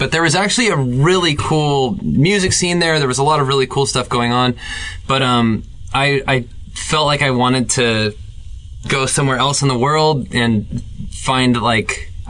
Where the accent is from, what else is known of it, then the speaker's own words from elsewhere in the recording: Orange County, Southern California, United States; I grew up in Orange County, Southern California, and I wanted to get as far away as possible for a while just to experience something else, but I've ended up just staying here always and gotten really comfortable and at home here.